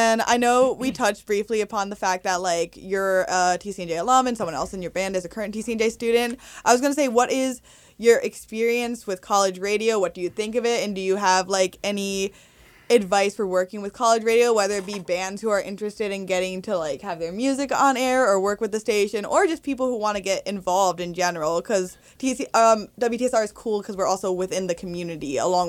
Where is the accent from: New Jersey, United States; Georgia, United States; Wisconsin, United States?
New Jersey, United States; Morristown; I'm from Morristown, so I'm familiar.